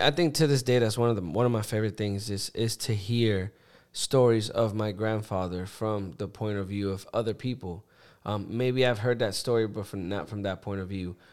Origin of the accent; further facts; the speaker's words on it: Puerto Rico; growing up in Puerto Rico, you know, my parents worked, so I grew up with my grandparents.